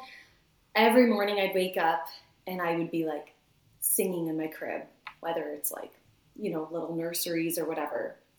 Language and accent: English; London, Ontario, Canada; now in St. Thomas, Canada; I was born and raised in London, Ontario. I now live just outside of St. Thomas, Ontario.